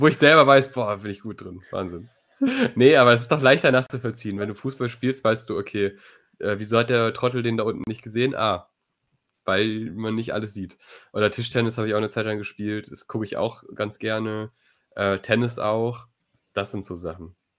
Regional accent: Neuss, North Rhine-Westphalia, Germany; meine Heimatstadt Neuss

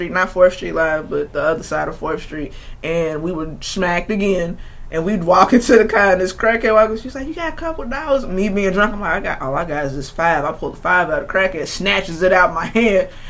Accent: Louisville, Kentucky, United States; used to live on East Muhammad Ali, which is like top of Muhammad Ali. Mm-hmm. That's what we used to live at. And my granny used to live in Shively, and I got family in the West End. So I've been all up. No, and then we moved out to Fern Creek when I was 13

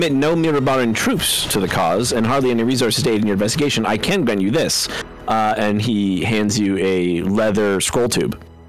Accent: Canada; We're Canadian.

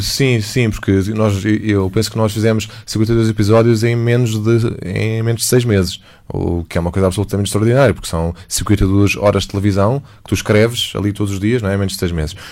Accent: Portugal; also born or lived in United States; eu sou português

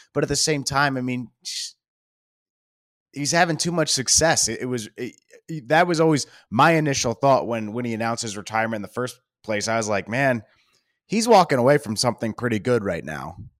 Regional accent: Baltimore, Maryland, United States; I grew up in Baltimore

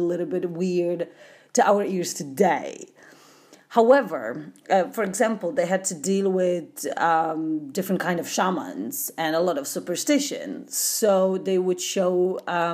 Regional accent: Poland; Growing up in Poland in the 80s

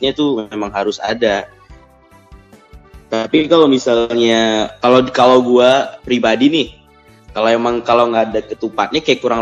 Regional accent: Medan, North Sumatra, Indonesia; Iya, dia gue dari Medan.

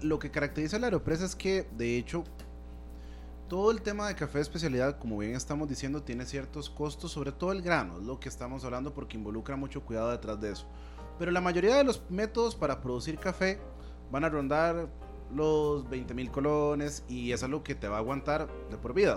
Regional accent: Costa Rica

